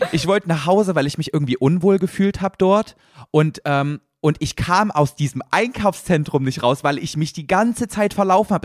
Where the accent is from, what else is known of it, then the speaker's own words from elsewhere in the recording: the East, eastern Germany, Germany; ich komm aus dem Osten, da gab es nur russisch